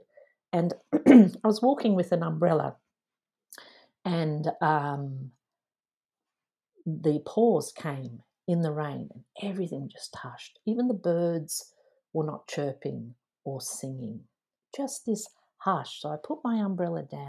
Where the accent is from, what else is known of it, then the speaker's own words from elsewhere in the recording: Dublin, Leinster, Ireland; now in Australia; born in Dublin, Ireland, and I spent my childhood there before emigrating to Australia.